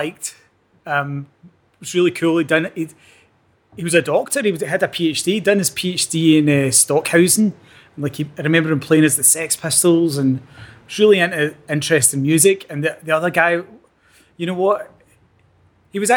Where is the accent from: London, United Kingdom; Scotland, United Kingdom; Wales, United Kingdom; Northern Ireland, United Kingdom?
Scotland, United Kingdom; Clyde Valley, between Lanark and Hamilton; also born or lived in Strathaven; where I grew up isn't quite Lanark. It's kind of in the Clyde Valley, kind of probably about halfway between Lanark and Hamilton.